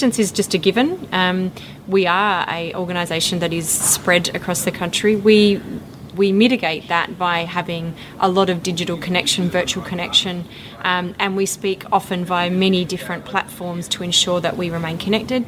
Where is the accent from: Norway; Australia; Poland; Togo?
Australia; Western Australia; my hometown where I grew up on the farm was 800 kilometres away from Perth